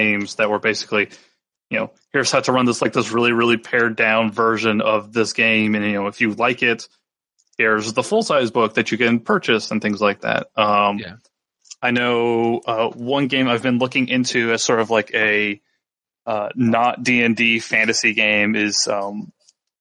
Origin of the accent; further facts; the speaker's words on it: North Carolina, United States; my hometown in North Carolina